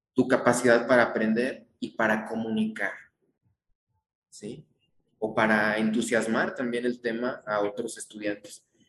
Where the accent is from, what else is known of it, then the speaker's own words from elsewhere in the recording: Mexico; como mexicano